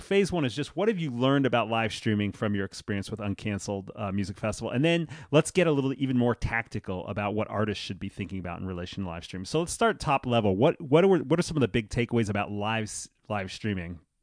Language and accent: English; New York City, New York, United States; growing up in New York as a, as a musician in school